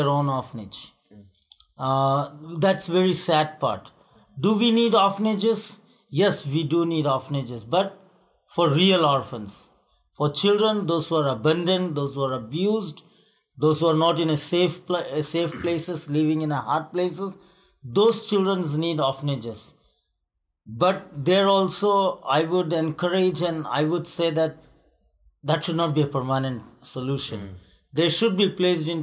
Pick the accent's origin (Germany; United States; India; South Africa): India; I am from India